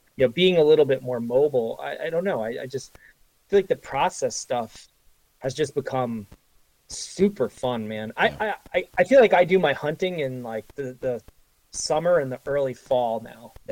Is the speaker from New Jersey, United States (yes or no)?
yes; northwest New Jersey, United States; now in New York, United States; I grew up in New Jersey, in the northwest corner of New Jersey